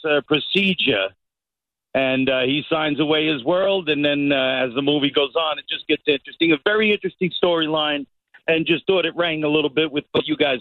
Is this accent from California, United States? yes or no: no; Long Island, New York, United States; Long Island, naturally.